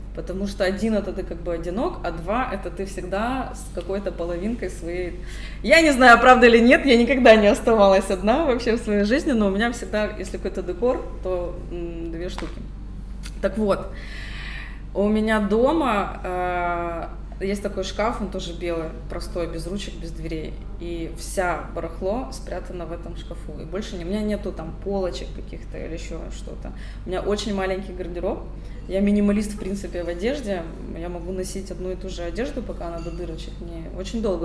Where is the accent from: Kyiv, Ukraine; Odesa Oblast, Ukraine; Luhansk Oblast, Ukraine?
Kyiv, Ukraine; Я городская девушка, я родилась на Подоле, в центре города